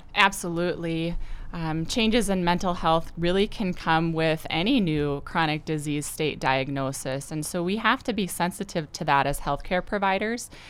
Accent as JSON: {"language": "English", "town": "Gettysburg", "region": "South Dakota", "country": "United States", "said": "I'm from Gettysburg originally."}